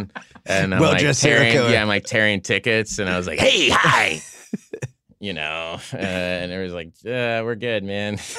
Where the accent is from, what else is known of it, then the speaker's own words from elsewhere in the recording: Oklahoma, United States; I'm from Oklahoma